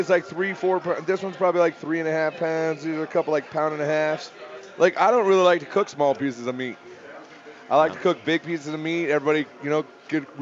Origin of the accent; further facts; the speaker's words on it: Iowa, United States; now in Denver, United States; I grew up in Iowa. I'm a farm kid